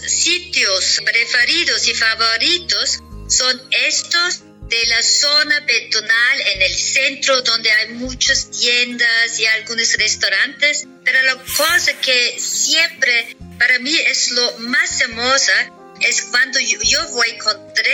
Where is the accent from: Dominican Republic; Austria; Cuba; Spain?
Austria; Sankt Anton am Arlberg, Tyrol; vienes a San Anton en mi pueblo